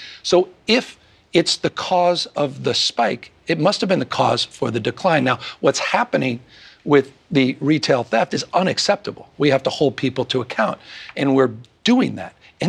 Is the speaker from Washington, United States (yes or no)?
no; California, United States; I come from California